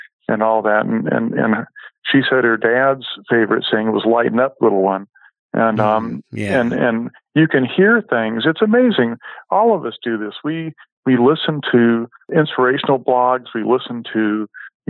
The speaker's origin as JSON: {"language": "English", "area": "Bay Area", "region": "California", "country": "United States", "tie": "born or raised there", "moved": "yes", "said": "growing up in the Bay Area, we grew up next close to the Ferrari"}